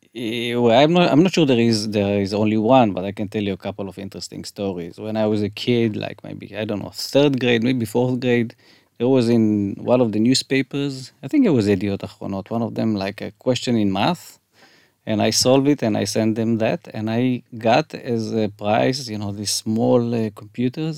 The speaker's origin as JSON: {"language": "English", "town": "Haifa", "region": "Haifa District", "country": "Israel", "tie": "born or raised there", "moved": "yes", "lives_now": "Tel Aviv, Israel", "said": "I grew up in Haifa"}